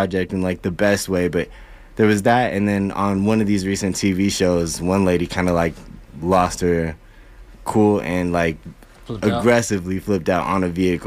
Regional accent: Albuquerque, New Mexico, United States; moved away; I'm originally from Albuquerque, New Mexico

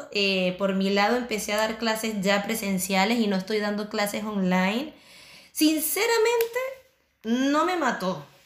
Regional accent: Chile; now in Barcelona, Spain; nosotros llegamos acá recién migrando de, de Chile a España, Barcelona, nos agarró la pandemia, ¿qué hacemos?

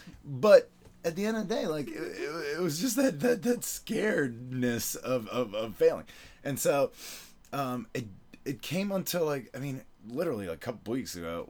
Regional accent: Venezuela; also born or lived in Florida, United States / Argentina; I was born in Venezuela, and I sort of, like, went back and forth my whole life between Florida and Venezuela, and then I also lived in Argentina.

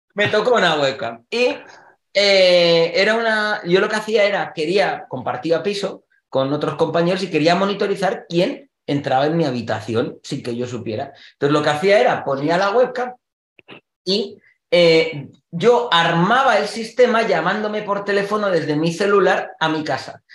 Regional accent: Spain; Que decimos en España

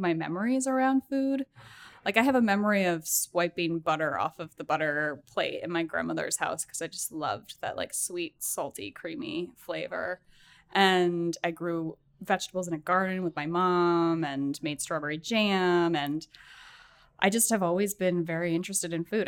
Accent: Massachusetts, United States; moved away as an adult; also born or lived in Boston; now in New York, United States; I spent my entire life in New England up until after college

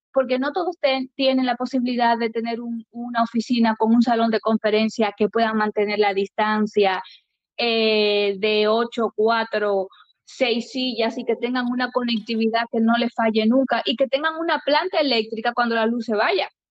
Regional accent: Dominican Republic; now in Spain; yo como dominicana

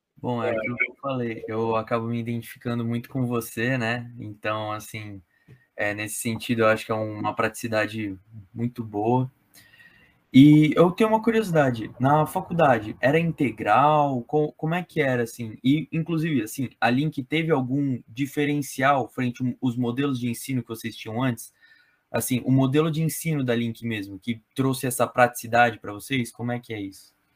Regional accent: São Paulo, Brazil; Eu sou de São Paulo

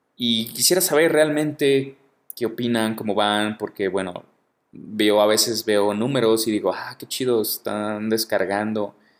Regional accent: Guadalajara, Jalisco, Mexico; moved away as an adult; now in Mexico City, Mexico; yo soy de Guadalajara, el gentilicio para la gente de Guadalajara es tapatío, soy tapatío.

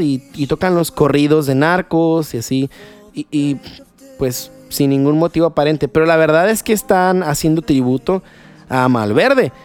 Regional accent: Culiacán, Sinaloa, Mexico; yo soy de aquí de Culiacán

